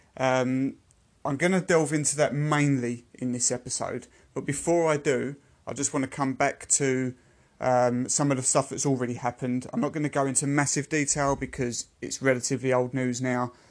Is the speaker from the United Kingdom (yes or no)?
yes; United Kingdom; I am a Brit